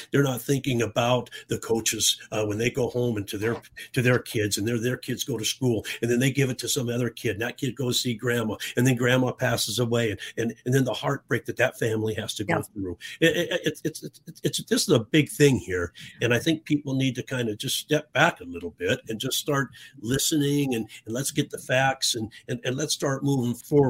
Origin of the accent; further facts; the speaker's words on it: Tucson, Arizona, United States; You know, I did. I grew up in Tucson in the 60s. Back then, Arizona didn't have a pro team.